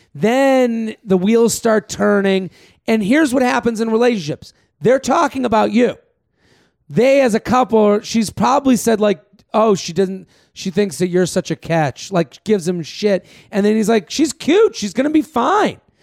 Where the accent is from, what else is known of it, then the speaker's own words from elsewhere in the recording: Massachusetts, United States; now in New York City, United States; I'm from Massachusetts